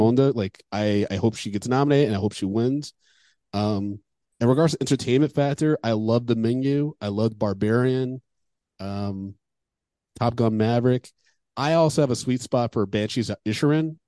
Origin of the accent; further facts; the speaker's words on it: Michigan, United States; I'm from Michigan